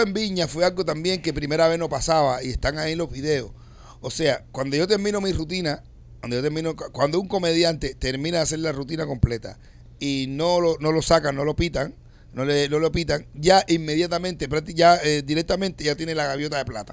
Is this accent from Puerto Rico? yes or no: no; Cuba; moved away as an adult; now in United States; yo vengo de Cuba, criado en un barrio de donde decir negro no tiene nada de malo